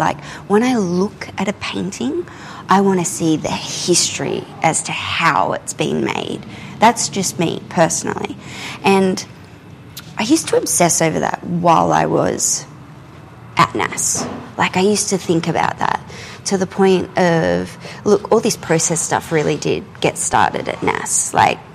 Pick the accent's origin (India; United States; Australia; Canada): Australia; I'm an Australian contemporary painter